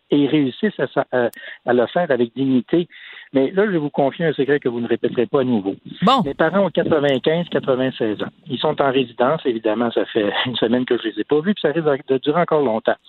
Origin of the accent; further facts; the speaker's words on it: Canada; on est tous des Canadiens